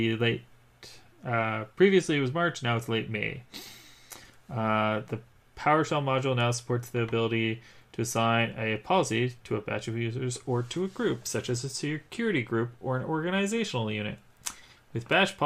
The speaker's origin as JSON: {"language": "English", "country": "Canada", "said": "I am a Canadian"}